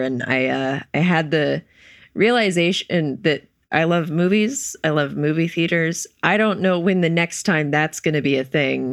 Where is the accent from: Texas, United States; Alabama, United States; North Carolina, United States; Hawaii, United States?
North Carolina, United States; Wilmington; I'm from Wilmington, North Carolina